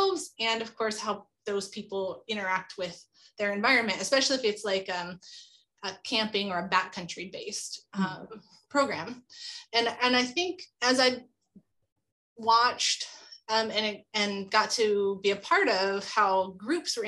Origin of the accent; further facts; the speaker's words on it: Tulare County, California, United States; I grew up in Tulare County, California, which is home to sequoia and Kings Canyon